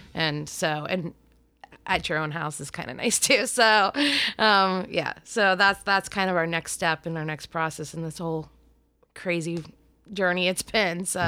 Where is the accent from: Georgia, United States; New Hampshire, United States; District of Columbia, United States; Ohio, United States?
Ohio, United States; Warren; I'm from Warren, Ohio, which is a really tiny little town outside of the easiest way to say it is Cleveland